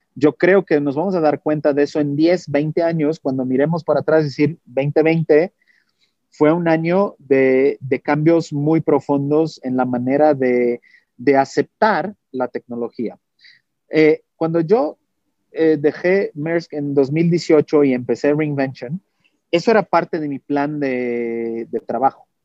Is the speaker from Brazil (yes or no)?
yes; Brazil; Spanish is a second language; moved away; Yo soy brasileño, mi español es 90%.